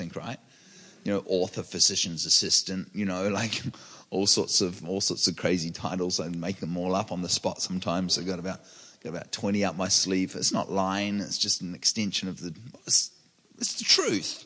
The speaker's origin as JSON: {"language": "English", "country": "New Zealand", "moved": "yes", "lives_now": "Redding, United States", "said": "I'm from New Zealand. I live in Redding, California, and I'm a public speaker and an author."}